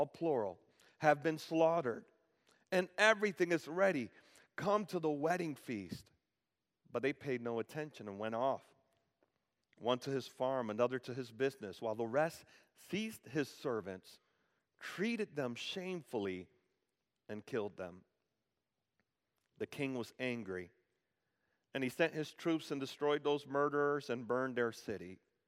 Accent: Dominican Republic; now in United States; I was born in the Dominican Republic and I became a citizen of the United States

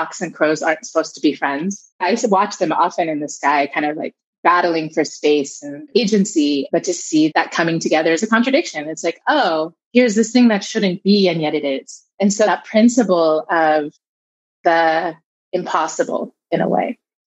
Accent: Southern California, United States; I was raised here in California, in Southern California

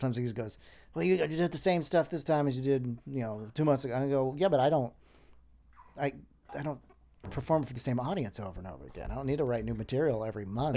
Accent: New Smyrna Beach, Florida, United States; also born or lived in Panama City, Florida / Orlando, Florida; I grew up mostly in the Daytona New Smyrna Beach area

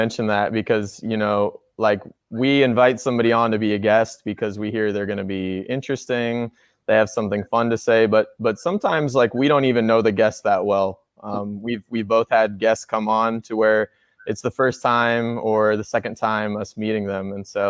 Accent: Missouri, United States; accent: southern; I'm from the Midwest, but kind of south in the Midwest. So, my friends from the north, they tell me that I have a southern accent. And to me, I think I have more of a neutral accent, but I definitely hear the southern accent where I live in Missouri.

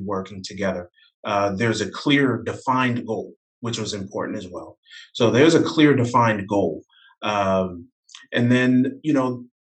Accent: New Jersey, United States; I'm from the Northeast. I'm from, you know, originally from New Jersey

